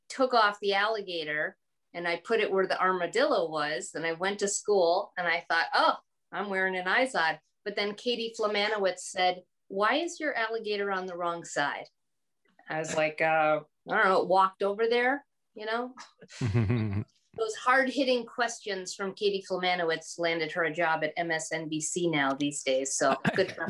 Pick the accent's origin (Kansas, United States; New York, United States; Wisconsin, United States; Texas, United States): Wisconsin, United States; Green Bay; moved away; I'm from the Bay Area, Green Bay